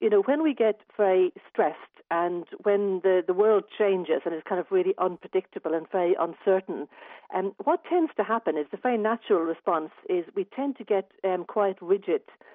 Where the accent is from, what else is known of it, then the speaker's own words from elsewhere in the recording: Dublin, Leinster, Ireland; now in Adelaide, Australia; I'm actually from Dublin originally